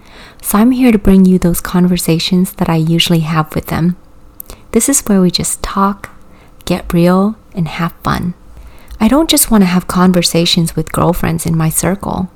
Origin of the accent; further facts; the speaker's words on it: California, United States; English is a second language; also born or lived in Vietnam; My little family and I immigrated from Vietnam to California in the winter of 1998 with little to no money. I was 8 years old and didn't speak a speck of English